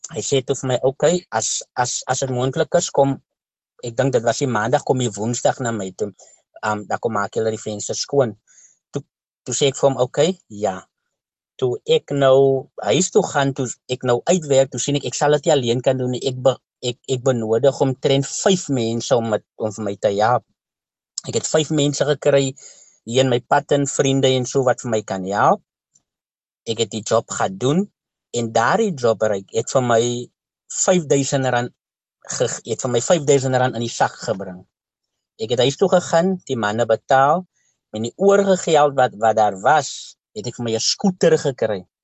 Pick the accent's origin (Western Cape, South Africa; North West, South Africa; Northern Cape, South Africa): Western Cape, South Africa; Kraaifontein; ek is van Kraaifontein, Scottsville